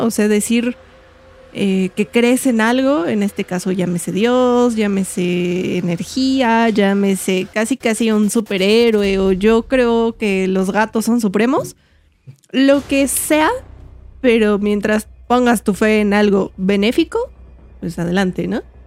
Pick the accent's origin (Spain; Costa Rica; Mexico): Mexico; como mexicano